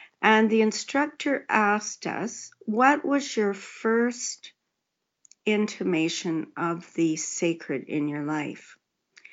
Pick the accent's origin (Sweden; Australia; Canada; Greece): Canada; Williams Lake, British Columbia; also born or lived in Golden, British Columbia / Vancouver; now in Alberta, Canada; I was born in Williams Lake, British Columbia, which is in the Cariboo region